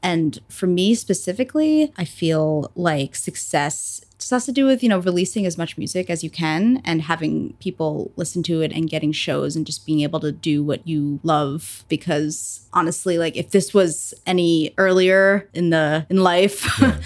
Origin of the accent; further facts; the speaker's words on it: New Jersey, United States; I am a musician, solo musician, mainly like rock, indie rock, blues type stuff from Jersey, and I mainly play New York City